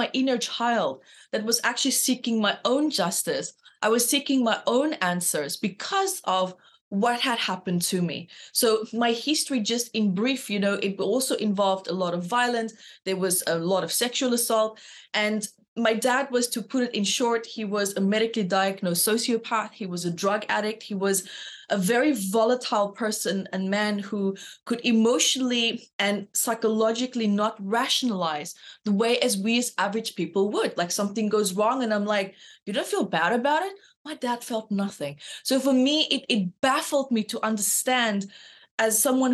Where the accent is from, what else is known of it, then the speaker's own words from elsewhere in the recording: Namibia; moved away; also born or lived in South Africa; So I'm from South Africa and grew up in Namibia, but moved back to South Africa